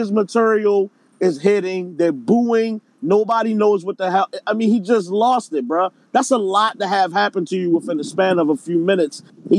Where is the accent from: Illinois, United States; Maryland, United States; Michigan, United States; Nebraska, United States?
Maryland, United States; Baltimore; accent: Baltimore; my Baltimore accent